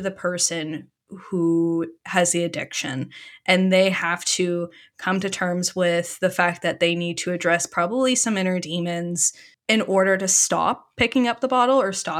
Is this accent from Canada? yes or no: yes; Canada; I'm speaking as like a Canadian that know, like somebody that's versed in like my country or my province's resources